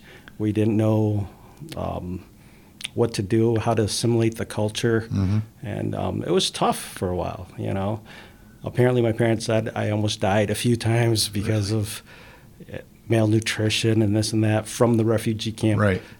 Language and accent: English; Binghamton, New York, United States; when we first came to America and when I was growing up in Binghamton